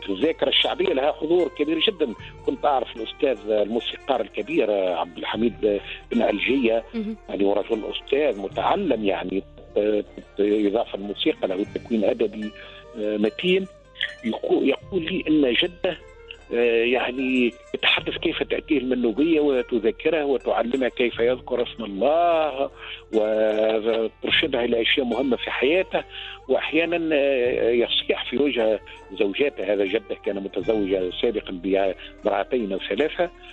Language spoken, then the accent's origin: Arabic; Tunisia; عندنا في تونس